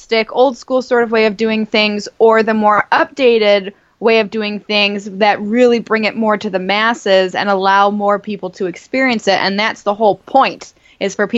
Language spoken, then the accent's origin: English; North Tonawanda, New York, United States; the Ghost Light Theater in North Tonawanda, it's right in my hometown